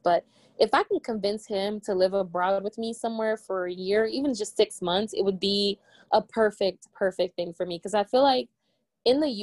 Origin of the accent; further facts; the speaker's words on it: Maryland, United States; also born or lived in Togo; even though I was born in my country, I'm from Togo, I don't remember Togo, and all I know is Maryland. Like, that's, this is the only place I've ever lived in my entire life